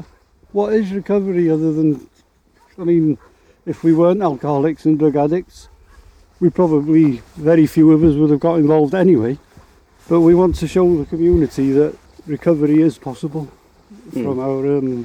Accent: Anglesey, Wales, United Kingdom; I'm born and bred on Anglesey.

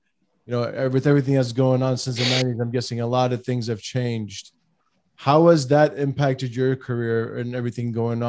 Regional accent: California, United States; I'm from California, James, just an FYI.

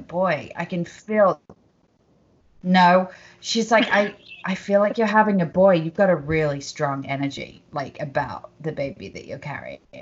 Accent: United Kingdom; now in Los Angeles, United States; I'm British and they like my accent

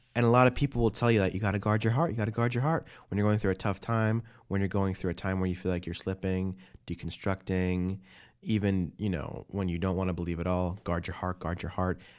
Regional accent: New York City, New York, United States; moved away; That's where I'm from. I was born in Brooklyn

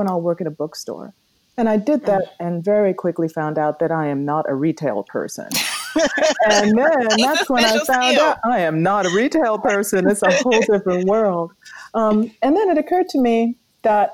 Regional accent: Jamaica; now in United States; we were thinking about getting out of Jamaica, quite honestly. So we left Jamaica and came here to the U.S.

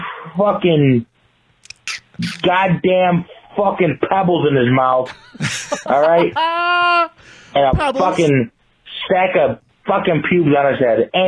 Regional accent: Buffalo, New York, United States; I'm from Buffalo.

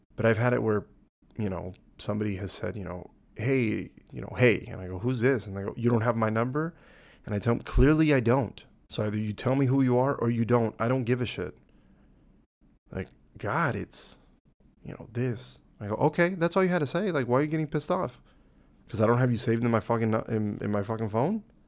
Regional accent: United States; As an American

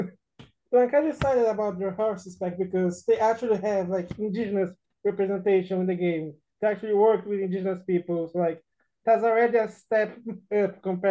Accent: Brazil; English is a second language; I am Brazilian. So my accent is kind of weird sometimes.

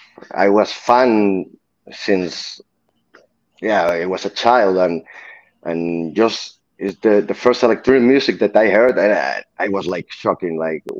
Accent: Barcelona, Catalonia, Spain; English is a second language; my hometown. I'm from Barcelona

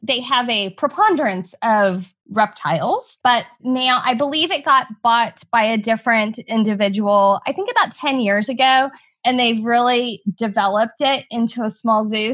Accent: New Braunfels, Texas, United States; my hometown and the town that I currently practice in, New Braunfels, Texas

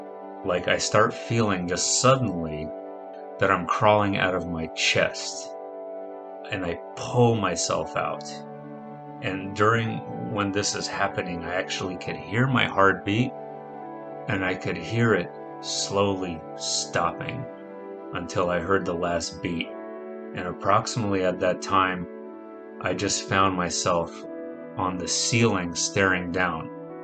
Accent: New York City, New York, United States; also born or lived in Russia / Arizona / California; now in San Diego, United States; I'm 34 years old and I live in San Diego, California. I'm originally from Russia. I grew up in New York City, Arizona, and California.

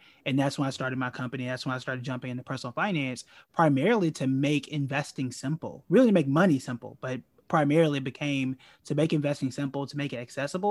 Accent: Tulsa, Oklahoma, United States; born and raised in Tulsa, Oklahoma, which is known as Black Wall Street

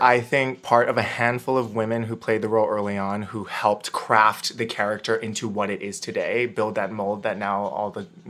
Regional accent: Hawaii, United States; I grew up in Hawaii

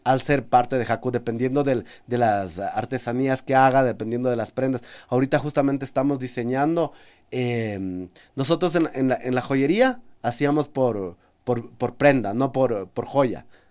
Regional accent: Amazon region, Ecuador; como ecuatoriano y como amazónico

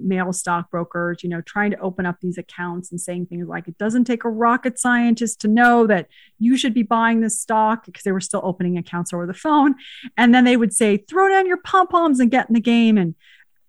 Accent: San Jose, California, United States; also born or lived in Spain / Uruguay; I grew up in San Jose and we almost went to the same high school

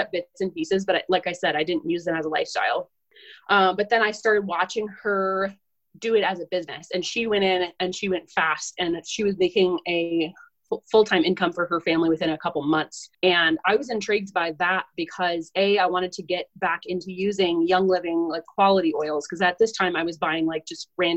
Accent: Southern Minnesota, United States; I'm from Southern Minnesota

